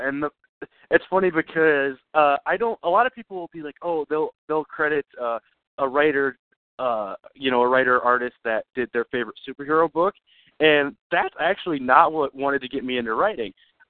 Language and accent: English; Iowa, United States; I'm from Iowa